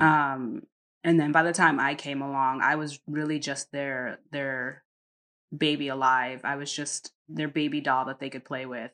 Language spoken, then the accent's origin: English; Connecticut, United States; moved away as an adult; also born or lived in North Carolina; now in Netherlands; we're from Connecticut, but my mother and all of them moved to North Carolina